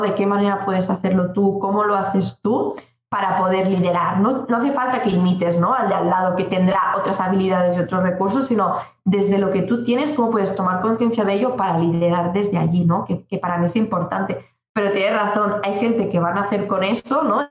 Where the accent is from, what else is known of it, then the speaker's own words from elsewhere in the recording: Maresme, Catalonia, Spain; yo soy del Maresma, una comarca cerquita de Barcelona, en, Cataluña